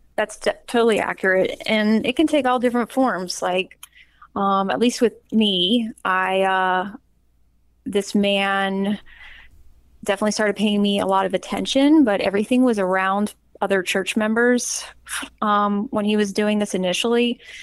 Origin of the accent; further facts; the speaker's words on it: Charlotte, North Carolina, United States; moved away; grew up in Charlotte and was a very frequent church grower with my family, um, basically until I moved um, away